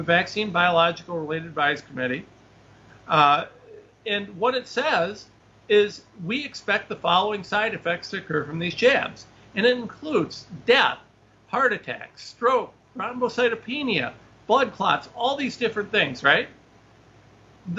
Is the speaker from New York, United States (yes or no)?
no; Ohio, United States; I'm just some guy from Ohio